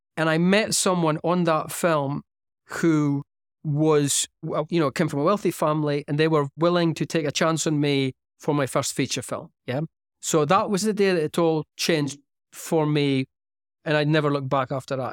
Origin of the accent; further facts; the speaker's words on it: Aberdeen, Scotland, United Kingdom; moved away; Aberdeen, which is my hometown